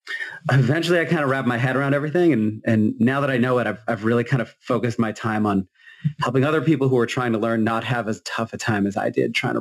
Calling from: Massachusetts, United States; I'm coming in from Massachusetts, since that's apparently what we're doing.

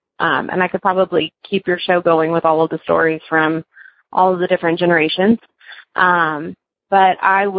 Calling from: Cincinnati, Ohio, United States; I'm calling from Cincinnati.

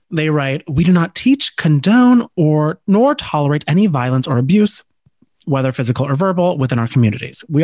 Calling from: New Jersey, United States; let me tell you, I'm recording from Jersey.

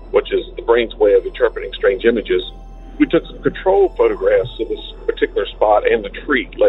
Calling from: Virginia, United States; Hi, Derek. I'm … from Virginia.

